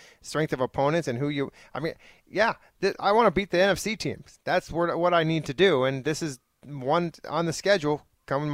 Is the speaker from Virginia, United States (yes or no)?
no; Phoenix, Arizona, United States; moved away; also born or lived in Miami; I grew up in Phoenix. I went to school in Miami.